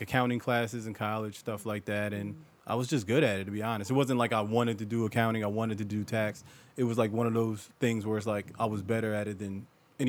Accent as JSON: {"language": "English", "town": "Willingboro", "region": "New Jersey", "country": "United States", "tie": "born or raised there", "said": "From Willenboro, born and raised"}